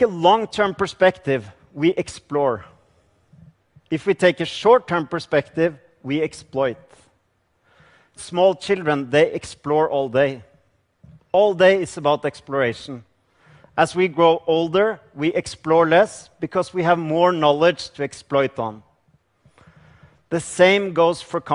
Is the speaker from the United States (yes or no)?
no; Norway; I come from Norway